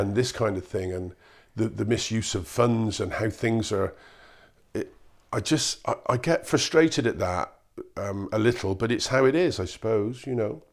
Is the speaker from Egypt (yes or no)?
no; Cheltenham, South West England, United Kingdom; I come from Cheltenham. It's a nice part of nice part of the world. We don't have a lot of recession around here.